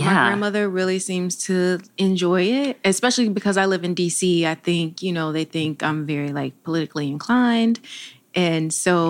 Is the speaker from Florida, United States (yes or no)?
yes; Monticello, Florida, United States; also born or lived in Georgia; now in Washington, DC, United States; It's called Monticello, Florida. That's the nearest town, but I'm actually from a very, very, very country rural area. It's called the Georgia Line.